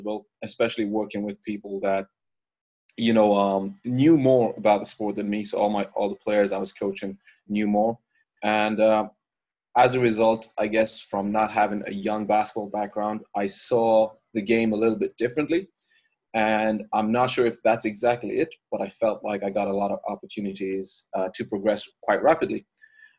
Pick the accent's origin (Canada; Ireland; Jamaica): Ireland; now in Austria; I'm originally from Ireland. I grew up there